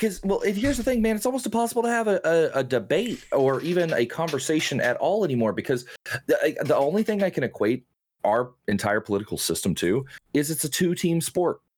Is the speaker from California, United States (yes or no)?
no; Oklahoma, United States; I'm from Oklahoma.